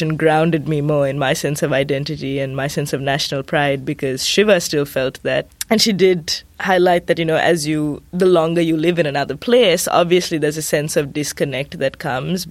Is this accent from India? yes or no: no; Sri Lanka; moved away as an adult; now in United States; when I go back to Sri Lanka, there's this sense of, oh, you left us.